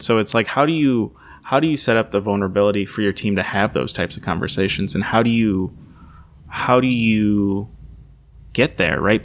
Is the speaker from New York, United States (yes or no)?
no; Saint Paul, Minnesota, United States; also born or lived in Columbus, Ohio / Nazareth (ancestry); I remember growing up in Minnesota